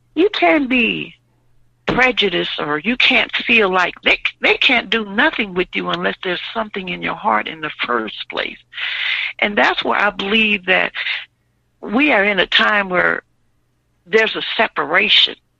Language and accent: English; Louisiana, United States; now in Illinois, United States; I'm from Louisiana